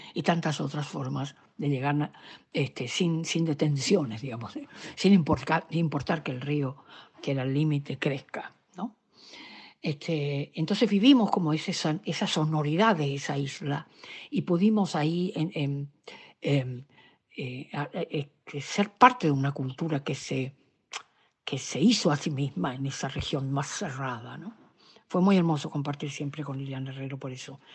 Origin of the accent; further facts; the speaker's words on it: Corrientes, Argentina; moved away; cuando vine de allá